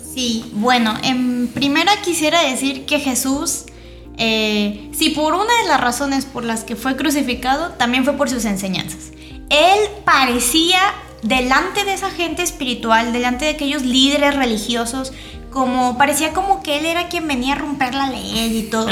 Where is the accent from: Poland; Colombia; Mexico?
Mexico; soy de México